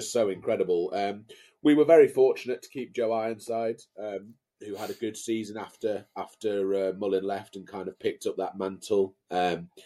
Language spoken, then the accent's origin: English; Brampton, North West England, United Kingdom; moved away as an adult; also born or lived in Carlisle; now in Cambridge, United Kingdom; Born and raised in Carlisle, first 20 years of my life, in Brampton, actually, just east of Carlisle